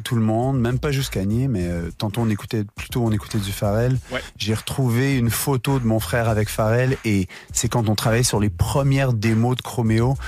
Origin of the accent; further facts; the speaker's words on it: Montreal, Quebec, Canada; on a grandi à Montréal